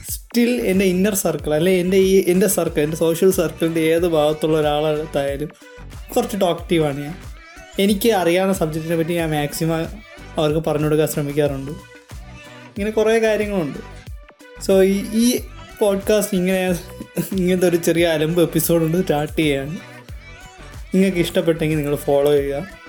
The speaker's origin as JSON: {"language": "Malayalam", "town": "Thiruvananthapuram", "region": "Kerala", "country": "India", "tie": "born or raised there", "said": "hiring from Trivandrum ജനിച്ചതും വളർന്നതും ട്രിവാൻഡ്രത്താണ്"}